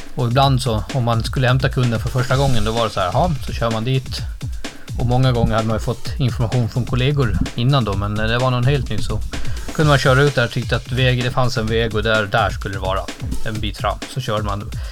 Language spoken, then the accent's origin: Swedish; Gotland, Sweden; på Gotland, där jag kommer från uppvuxen